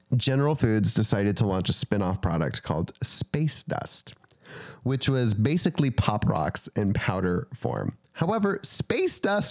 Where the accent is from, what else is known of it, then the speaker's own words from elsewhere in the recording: North Central Kansas, United States; I'm from Central, North Central